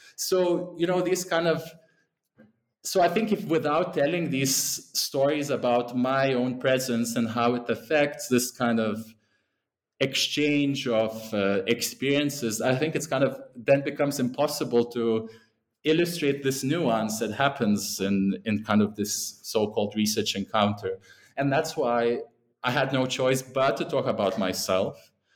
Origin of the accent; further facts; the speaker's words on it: Lithuania; moved away; also born or lived in England; that's where I'm originally from.